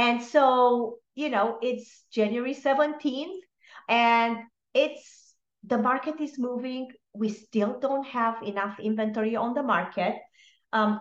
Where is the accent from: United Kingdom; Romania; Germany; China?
Romania; moved away; I am originally from Romania